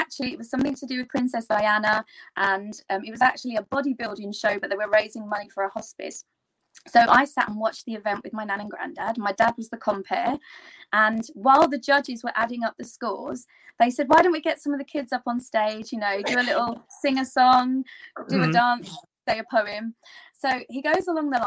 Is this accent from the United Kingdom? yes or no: yes; London, United Kingdom; I'm here in London, my hometown